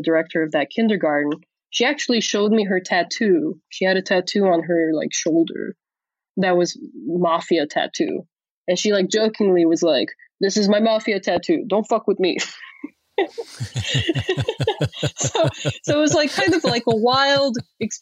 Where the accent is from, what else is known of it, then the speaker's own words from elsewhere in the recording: Chicago, Illinois, United States; also born or lived in Transylvania; I grew up in the 90s, like hardcore Chicago Bulls times.